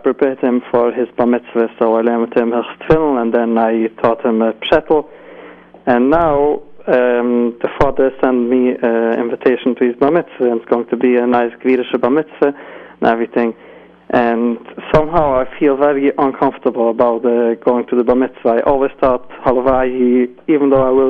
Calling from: London, United Kingdom; accent: British; English is a second language; I'm calling from London.

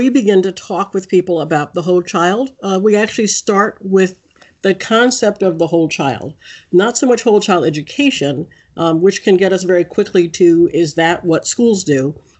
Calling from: Washington, District of Columbia, United States; I'm calling in from Washington, D.C., which is where our headquarters are.

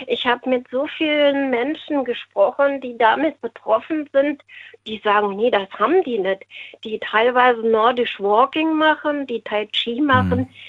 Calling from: Westerburg, Rhineland-Palatinate, Germany; Ähm, aus Westerburg.

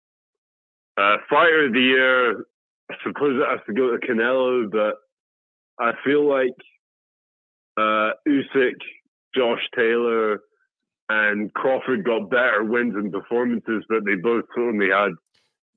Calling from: Birmingham, West Midlands, United Kingdom; I'm calling from Birmingham

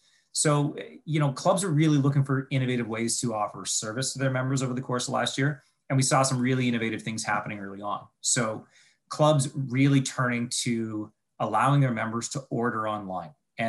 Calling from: Ontario, Canada; So I'm calling in from, I'm just looking out my window here, from a very snowy town just a little bit outside of Toronto. So in the Great White North, as you might want to call it.

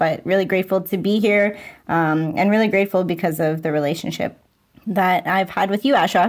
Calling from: Sault Ste. Marie, Ontario, Canada; I am calling in from Bawatin, which is also known as Sault Ste. Marie. And that's a beautiful place in northern Ontario, nestled between Lake Superior and Lake Huron. I am Anishinaabe Ojibwe, French and Irish

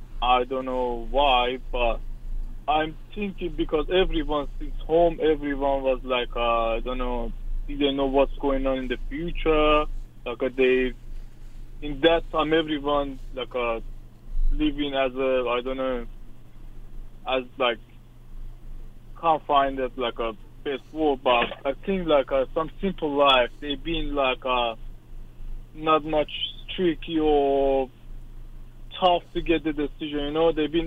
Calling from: Australia; I'm calling from Australia. I'm 33 years old right now.

